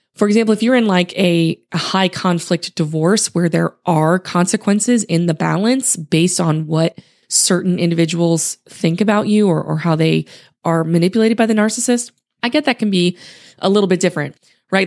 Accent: Louisiana, United States; also born or lived in Utah; now in Houston, United States; I grew up in Louisiana

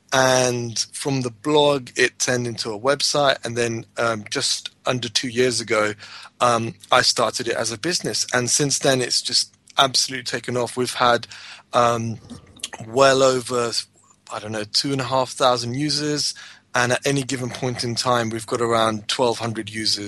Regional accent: United Kingdom; I was born in the UK

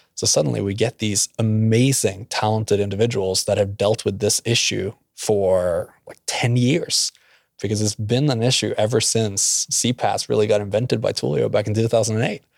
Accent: Norway; also born or lived in Oklahoma; now in Tulsa, United States; I'm from Norway, uh, but met at OU by chance

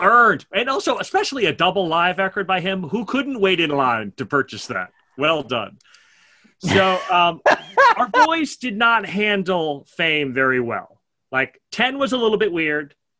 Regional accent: New York, United States; I'm a New Yorker

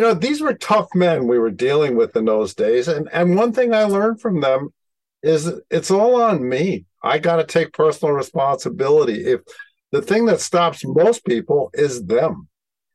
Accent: New York City, New York, United States; I grew up in Brooklyn when Brooklyn was Brooklyn, and I had a police sergeant for a father.

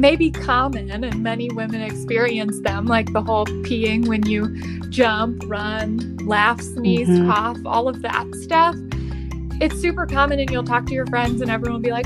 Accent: Toledo, Ohio, United States; moved away as an adult; also born or lived in Columbus, Ohio; now in Cincinnati, United States; I am originally from Toledo, Ohio

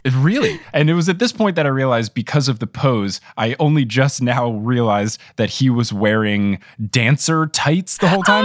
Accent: New Jersey, United States; I am very much a New Jersey born and raised boy

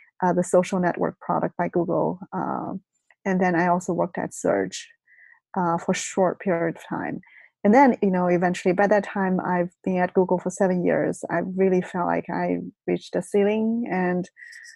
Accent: China; moved away as an adult; also born or lived in Beijing; now in California, United States; I was brought up in China. So I went to college in China

